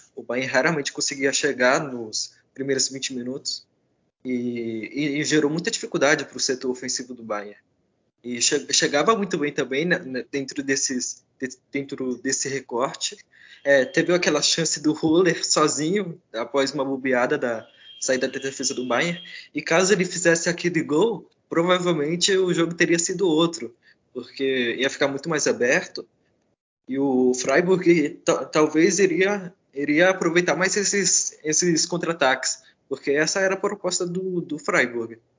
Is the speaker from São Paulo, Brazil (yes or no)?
yes; São Paulo, Brazil; atualmente estou em São Paulo, sou paulista, então estou aqui